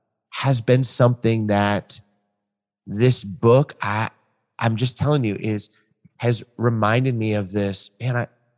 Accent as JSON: {"language": "English", "region": "West Coast", "country": "United States", "tie": "born or raised there", "also_born_or_lived": "Midwest / Chicagoland", "moved": "as an adult", "said": "I grew up on the West Coast"}